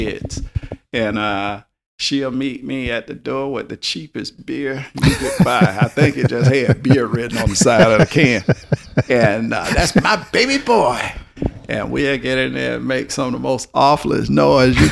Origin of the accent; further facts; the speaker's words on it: the South, Southern United States, United States; accent: Southern drawl; I'm a Southerner and had this drawl.